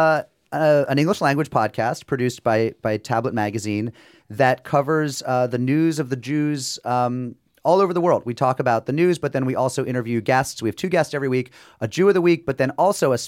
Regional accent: Springfield, Massachusetts, United States; I'm from the deep, deep frozen diaspora of about an hour and a half west of Boston

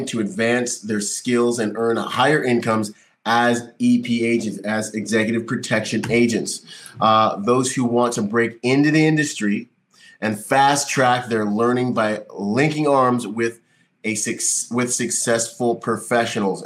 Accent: Bahamas; also born or lived in Florida; now in California, United States; I'm from the Bahamas

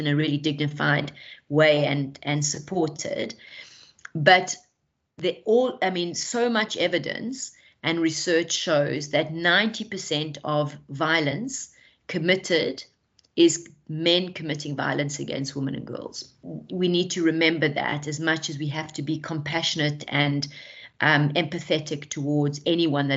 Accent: South Africa; I'm South African

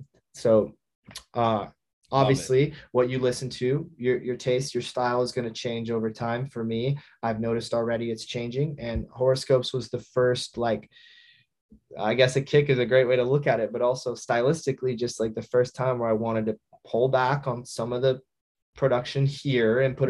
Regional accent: Midwest, United States; Like I'm from the Midwest, I'm not even cool, you know what I mean?

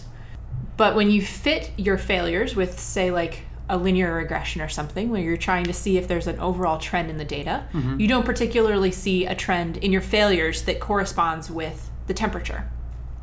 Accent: Ohio, United States; I grew up in Ohio.

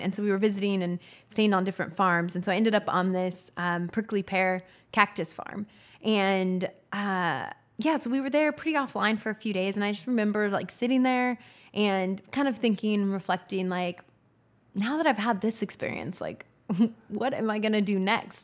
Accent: Northern California, United States; moved away as an adult; also born or lived in New York City / Los Angeles; now in Austin, United States; I grew up in Northern California, and small town

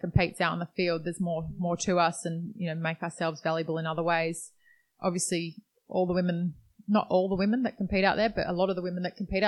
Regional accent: Perth, Western Australia, Australia; we grew up in Perth, Western Australia.

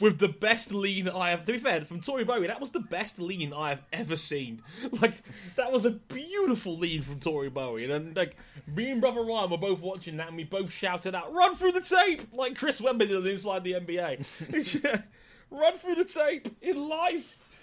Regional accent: Jamaica; as a Jamaican

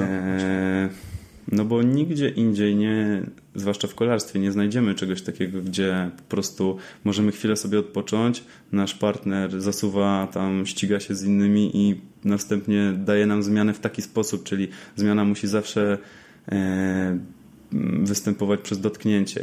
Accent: Łódź, Łódź Voivodeship, Poland; Rzeczywiście jestem z Łodzi

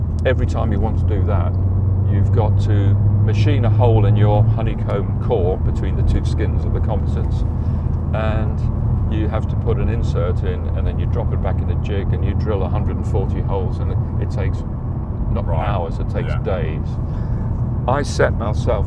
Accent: Durban, KwaZulu-Natal, South Africa; moved away as an adult; now in United Kingdom; growing up in South Africa, I was in the sort of English set part, which is Natal and Durban of South Africa

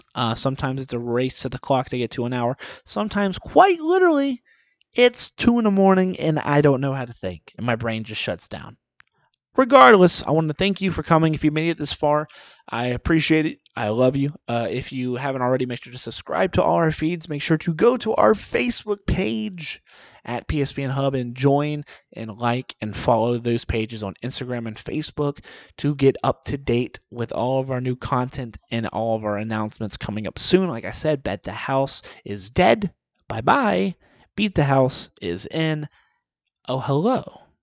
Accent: the Deep South, United States; I'm from the South South

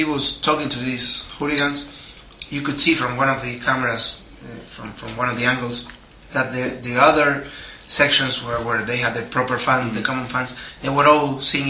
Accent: Avellaneda, Buenos Aires Province, Argentina; that's my hometown.

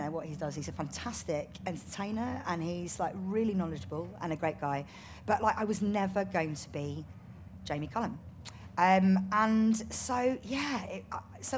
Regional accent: India; I'm Indian

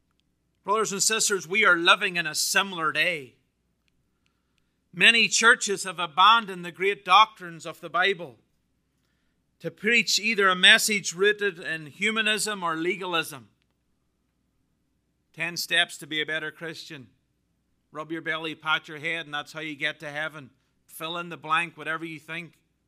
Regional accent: Northern Ireland, United Kingdom; Now, as a Brit, I'm Irish, but I'm also British. Work that one out.

